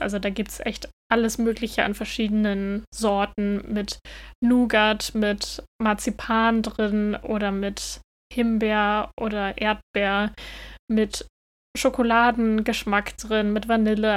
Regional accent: Northern Germany, Germany; moved away as an adult; now in Denmark; Ich bin ja in Norddeutschland aufgewachsen

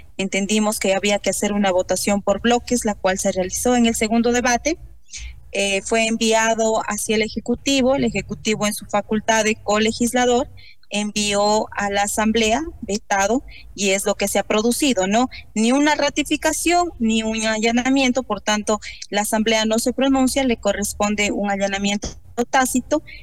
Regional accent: Ecuador

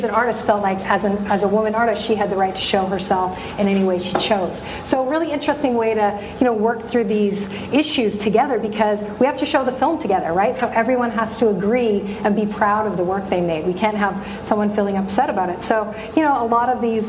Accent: Vancouver, British Columbia, Canada; moved away as an adult; now in Los Angeles, United States; back to my hometown

